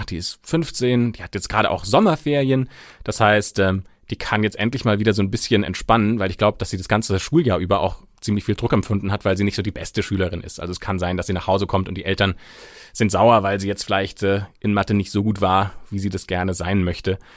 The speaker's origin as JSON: {"language": "German", "country": "Germany", "said": "bei uns in Deutschland"}